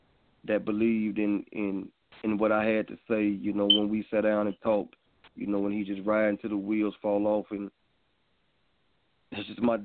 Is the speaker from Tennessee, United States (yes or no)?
no; Hope, Arkansas, United States; I'm from Hope, Arkansas. Where I'm at, you know, it's really not a lot of support, you know, for the independent artists